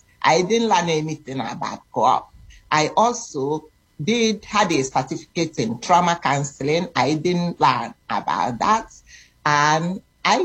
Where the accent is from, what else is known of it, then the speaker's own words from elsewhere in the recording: Nigeria; moved away as an adult; now in Toronto, Canada; I am originally from Nigeria, West Africa, but I've been living in Canada for so many years, for 30-something